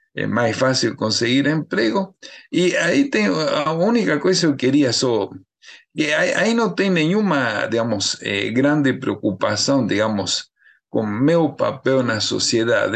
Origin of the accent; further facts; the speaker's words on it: Argentina; accent: Argentine; Portuguese is a second language; moved away as an adult; now in Brazil; pelo sotaque deve dar para ver que eu sou argentino, né? Eu estava na Argentina estudando biologia